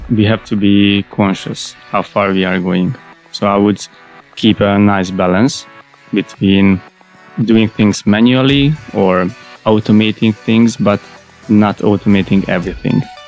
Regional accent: Budapest, Hungary; I was born in Budapest, and I started there in Budapest.

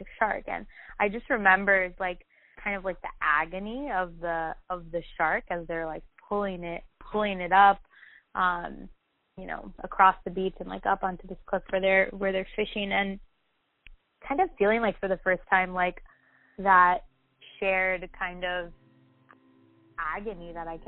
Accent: Argentina; moved away as an adult; also born or lived in Miami, United States; I was born in Argentina, but moved to Miami when I was about two with my parents. And I lived here in Miami until I was 12 and then moved back to Argentina. So I actually did middle school and high school in Argentina.

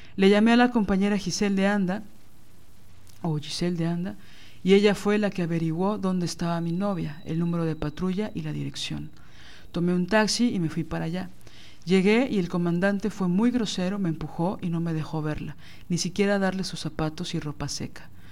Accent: Mexico

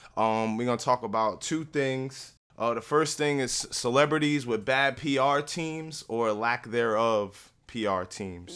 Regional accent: Newark, New Jersey, United States; moved away as an adult; also born or lived in Hillside, New Jersey; now in Woodbridge, United States; I'm from Newark. I live in Hillside. I now live in Woodbridge.

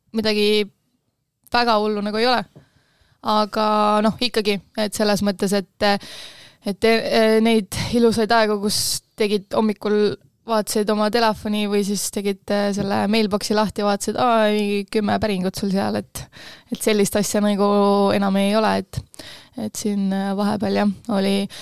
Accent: Kose, Harju County, Estonia; ise olen äh, Kosalõõgust pärit

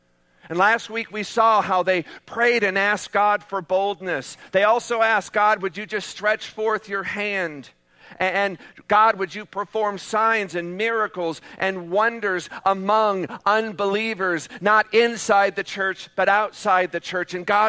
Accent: United States

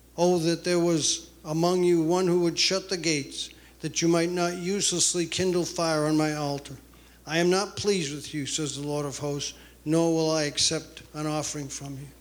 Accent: New England, United States; moved away as an adult; now in Rome, United States; I grew up Roman Catholic in New England

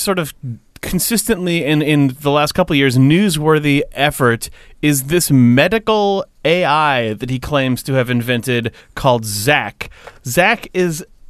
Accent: Petaluma, California, United States; Tom Waits lives in my hometown, which is my, like... Really? Petaluma? Yeah.

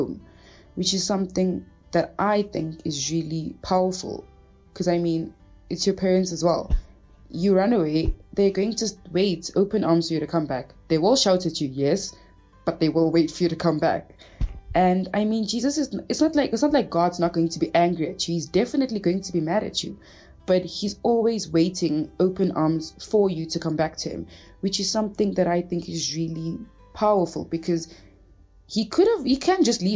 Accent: Cape Town, Western Cape, South Africa; also born or lived in Angola; I'm originally from Angola, but was like raised in Cape Town

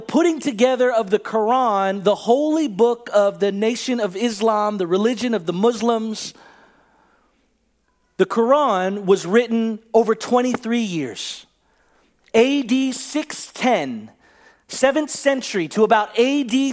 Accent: Bay Area, California, United States; a simple Filipino kid, 40 years old, growing up in the Bay Area

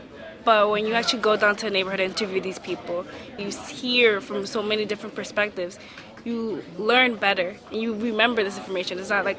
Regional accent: New York City, New York, United States; I was born and raised in the Bronx, so I'm from New York, and I kind of want to stay in New York as a part of me.

